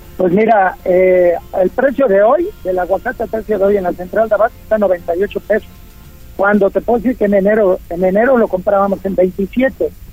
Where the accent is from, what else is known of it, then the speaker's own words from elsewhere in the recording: Puebla, Mexico; soy poblano y sabes que amo y adoro a Puebla.